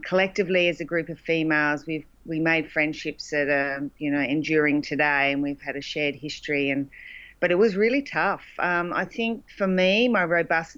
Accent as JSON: {"language": "English", "town": "Loxton", "region": "South Australia", "country": "Australia", "tie": "born or raised there", "moved": "yes", "said": "Loxton, which was the town I grew up"}